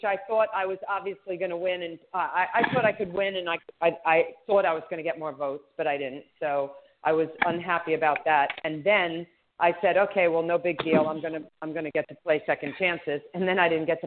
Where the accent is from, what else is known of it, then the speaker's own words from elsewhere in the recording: New York, United States; I'm from New York, too, so my native New Yorker